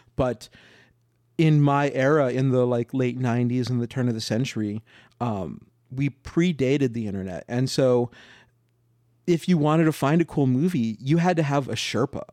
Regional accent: New Mexico, United States; now in Los Angeles, United States; I'm from New Mexico, and when I moved to L

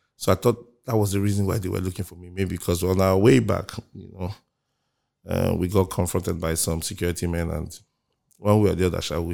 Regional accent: Lagos, Nigeria; also born or lived in Okija, Anambra State; Came back to Lagos and, um, I grew up Mushin.

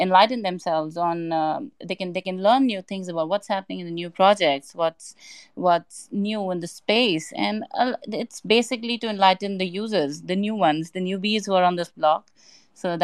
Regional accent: Hong Kong; now in Dubai, United Arab Emirates; Right now I'm in Dubai, but initially I'm from Hong Kong

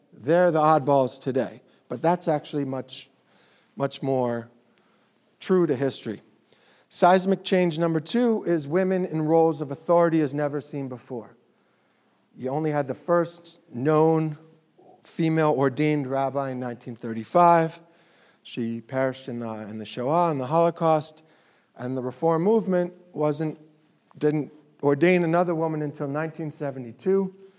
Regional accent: Philadelphia, Pennsylvania, United States; moved away; I grew up in Philadelphia, suburb of Philly

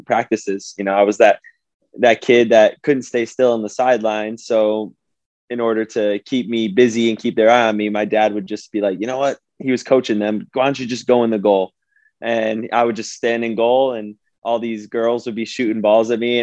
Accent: Bergen County, New Jersey, United States; where I grew up in Bergen County

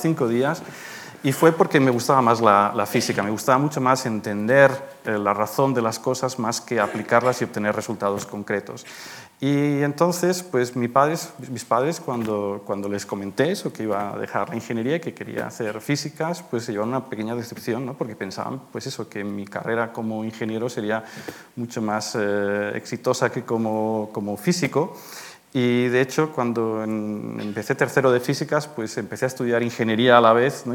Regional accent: Madrid, Community of Madrid, Spain; moved away as an adult; also born or lived in Manresa, Catalonia, Spain / Garching, Germany; now in Germany; soy, manresano, catalán de nacimiento, pero a los nueve años me vine a vivir a Madrid porque mis padres, los destinaron aquí y desde entonces pues, eh, soy un madrileño adoptado

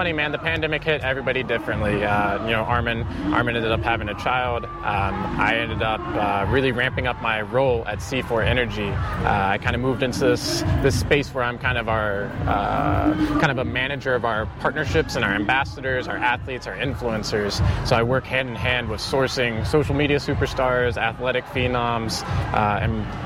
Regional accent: West Virginia, United States; moved away as an adult; now in Austin, United States; I'm from West Virginia originally

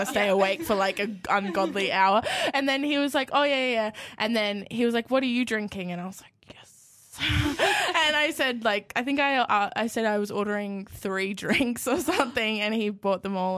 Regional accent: Yamba, New South Wales, Australia; I am from Yamba, which is like five hours south of Newcastle.

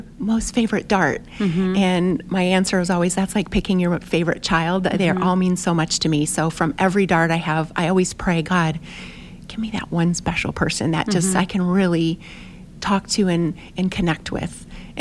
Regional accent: United States; we're from America

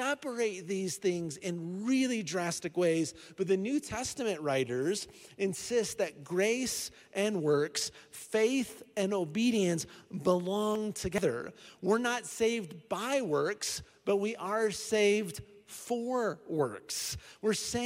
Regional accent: Iowa, United States; now in Colorado Springs, United States; I'm from Iowa

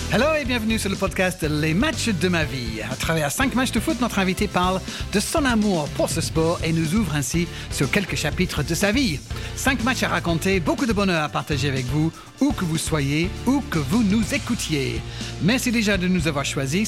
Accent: England, United Kingdom; moved away; chez moi en Angleterre

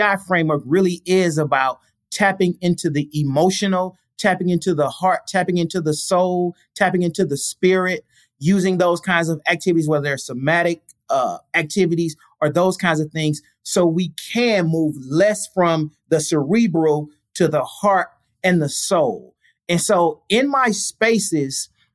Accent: St. Louis, Missouri, United States; I'm from St. Louis

